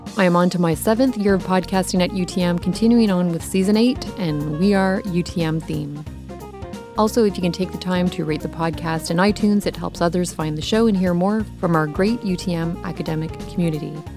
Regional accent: Windsor, Ontario, Canada; Yeah, I grew up in Windsor.

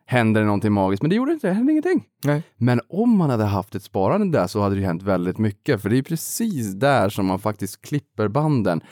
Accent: Boden, Norrbotten County, Sweden; kommer jag från Boden

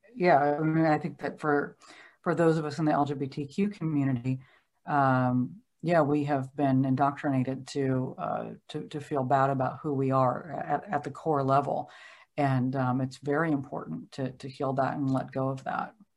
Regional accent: Oregon, United States; I grew up in Oregon

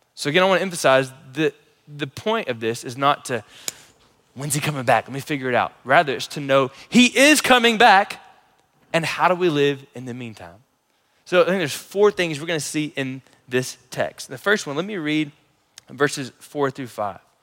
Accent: United States; As American Christians

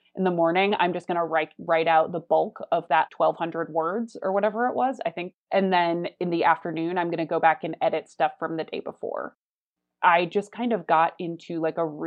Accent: Chicago, Illinois, United States; moved away as an adult; now in Los Angeles, United States; I was in Chicago in my hometown with my family for most of that winter

